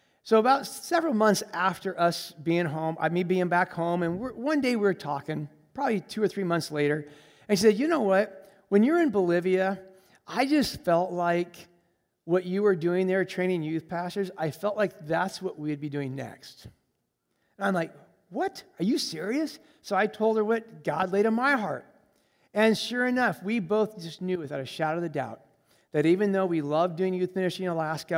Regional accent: Colombia; I grew up in Colombia, South America as a missionary kid. And so I speak Spanish fluently, and that's a whole another story of being a missionary kid in Colombia. But I grew up in Colombia, and so I have exposure and traveling in Latin America.

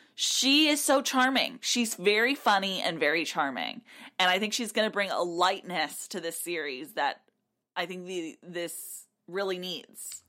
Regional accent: South Texas, United States; I grew up in South Texas, a large Hispanic population

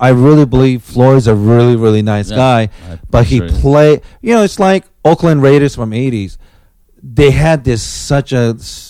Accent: Japan; also born or lived in South Korea; now in United States; back then, I was the citizen of South Korea, even though I was born in Japan, so going back to Japan was an option.

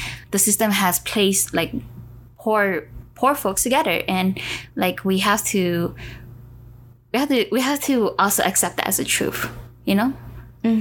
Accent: United States; yes, we are Asian American, but from under there, we are Southeast Asians. From under there, we are Hmong

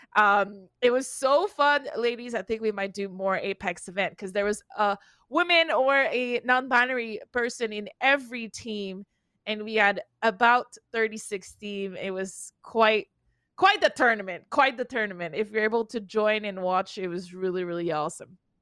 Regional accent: Canada; English is a second language; I'm Canadian

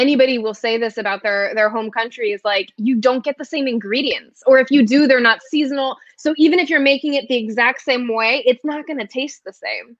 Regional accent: Île-de-France, France; Oh, it's cool. I mean, I'm not from Paris. I'm from the outside, like kind of a rougher area.

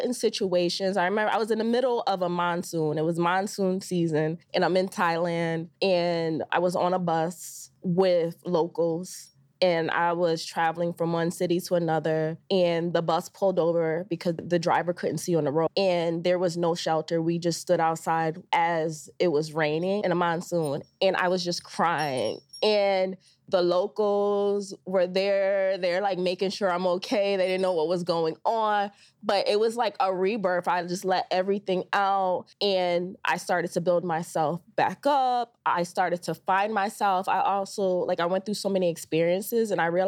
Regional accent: New Britain, Connecticut, United States; now in New York, United States; so I'm from New Britain, Connecticut, which is about 2.5 hours from New York.

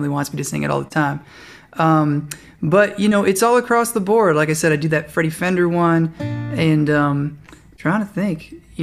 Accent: South Florida, United States; also born or lived in New York; now in California, United States; I was primarily raised in South Florida

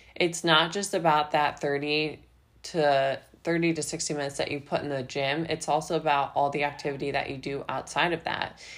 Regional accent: Midwest, United States; also born or lived in Ohio; now in Florida, United States; I'm actually from the Midwest, and so when I lived in Ohio

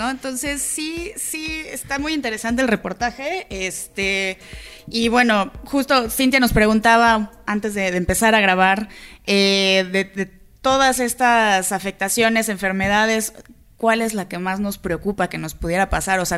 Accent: Mexico City, Mexico; todos somos chilangos, todos estamos viviendo en esta ciudad.

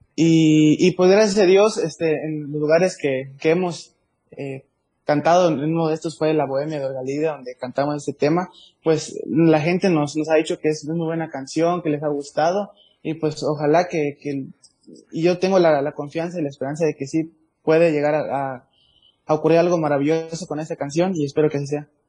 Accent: Paso Hondo, Chiapas, Mexico; soy de Paso Hondo, la tierra del chicharrón.

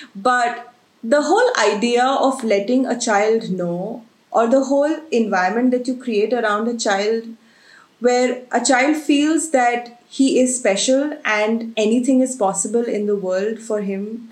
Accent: Agra, Uttar Pradesh, India; I've been born and brought up in Agra.

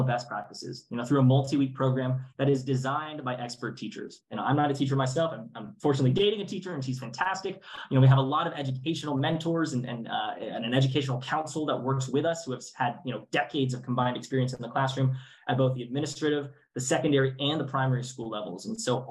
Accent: Duluth, Georgia, United States; I grew up in Duluth, Georgia, which is, you know, now where I live. And it's a suburb of Atlanta, Georgia

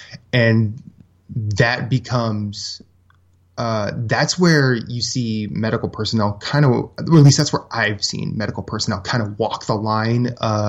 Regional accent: Iowa, United States; moved away as an adult; also born or lived in Philadelphia; I'm from Iowa.

